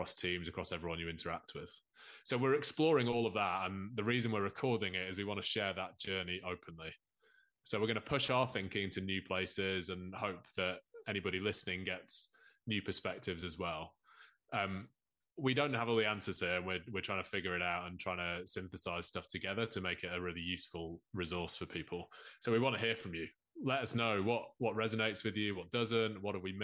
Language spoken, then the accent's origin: English; Lancashire, North West England, United Kingdom; moved away; I'm a lapsed Lancastrian, although it's a good few years since I lived in Lancashire